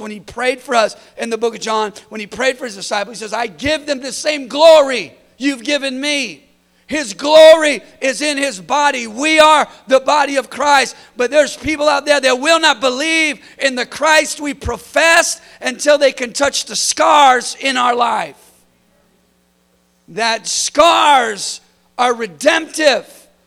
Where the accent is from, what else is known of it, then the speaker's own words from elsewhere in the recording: California, United States; I'm from California